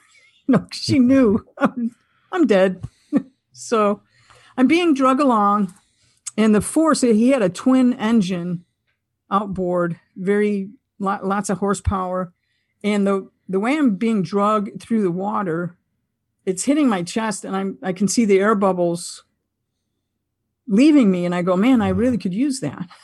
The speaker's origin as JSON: {"language": "English", "town": "Buffalo", "region": "New York", "country": "United States", "said": "I'm from Buffalo, New York"}